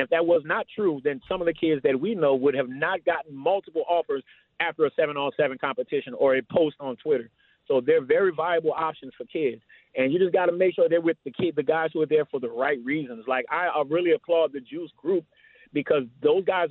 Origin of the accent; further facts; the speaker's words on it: New Orleans, Louisiana, United States; now in Austin, United States; Coming from New Orleans